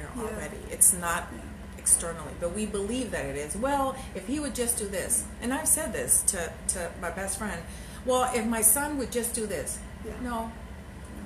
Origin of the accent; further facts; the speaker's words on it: El Salvador; I'm from El Salvador